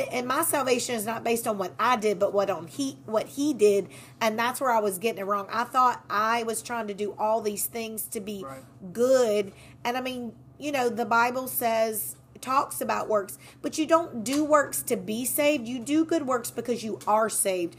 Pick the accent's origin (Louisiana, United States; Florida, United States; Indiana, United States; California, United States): Louisiana, United States; Walker; also born or lived in Baton Rouge, Louisiana; I am born and raised in Livingston Parish